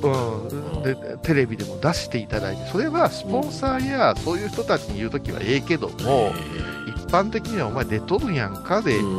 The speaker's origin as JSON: {"language": "Japanese", "town": "Kurashiki", "region": "Okayama", "country": "Japan", "accent": "Hiroshima or Okayama dialect", "said": "倉敷、備中から参りました"}